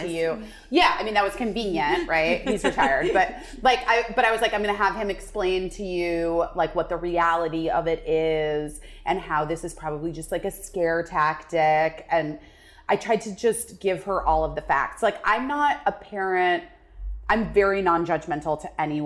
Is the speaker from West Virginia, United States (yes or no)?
no; Arizona, United States; I grew up in Arizona